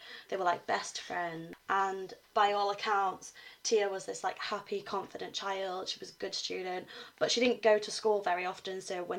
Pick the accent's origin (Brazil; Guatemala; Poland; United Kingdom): United Kingdom; Cornwall, South West England; now in Huddersfield, United Kingdom; Yeah, we're both from Cornwall.